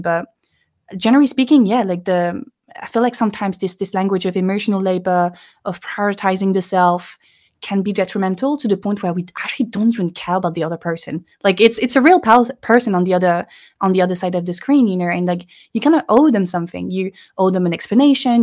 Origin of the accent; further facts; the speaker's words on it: Lille, Hauts-de-France, France; English is a second language; moved away as an adult; now in Paris, France; I grew up in the north of France, uh, in Lille